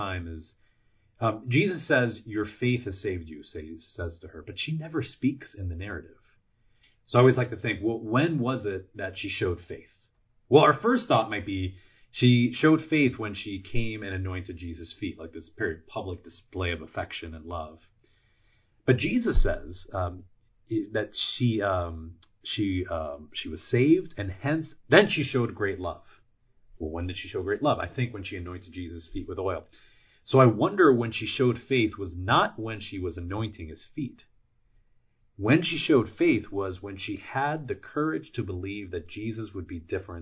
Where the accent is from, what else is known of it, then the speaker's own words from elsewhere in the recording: Puerto Rico; now in United States; I'm from Puerto Rico, and Puerto Ricans are U.S. citizens since the 1910s. So when we moved from Puerto Rico to the mainland